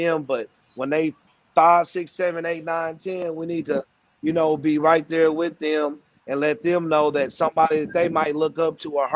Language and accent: English; Kansas City, Missouri, United States; All my people from middle school, from Hogan, all the people I hustle with, Southeast Center, basketball, rap